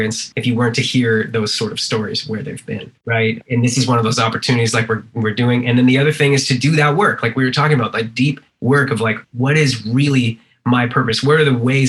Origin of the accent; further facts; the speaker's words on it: East Coast Canada, Canada; now in California, United States; I'm from, you know, East Coast Canada